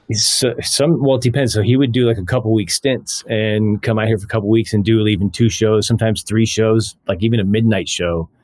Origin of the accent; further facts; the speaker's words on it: California, United States; moved away as an adult; now in Las Vegas, United States; I grew up in California